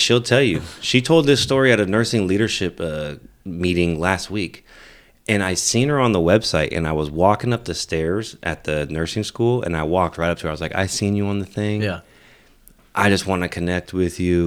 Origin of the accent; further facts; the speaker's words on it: Merced, California, United States; moved away as an adult; also born or lived in Texas; growing up in the Central Valley